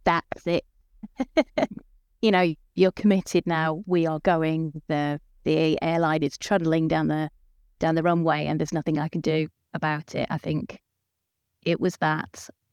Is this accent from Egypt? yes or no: no; United Kingdom; moved away as an adult; now in Denmark; living here in Denmark, but I am British.